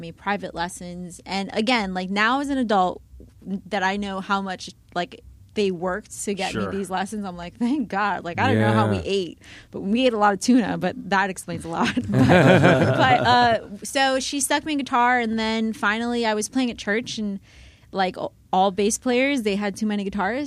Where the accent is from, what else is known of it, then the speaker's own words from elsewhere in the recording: Miami, Florida, United States; I grew up in Miami, was born and raised in Miami